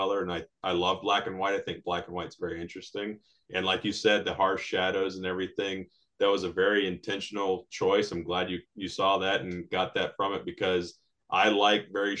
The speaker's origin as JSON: {"language": "English", "country": "United States", "tie": "born or raised there", "said": "We're both American Latinos raised by very Latino parents"}